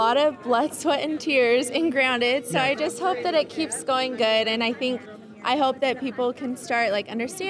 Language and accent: English; Arizona, United States; So I grew up in Arizona. I've been here most of my life.